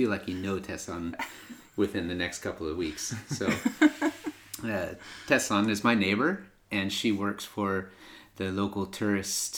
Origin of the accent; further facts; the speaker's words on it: United States; accent: American; now in Sweden; in my American accent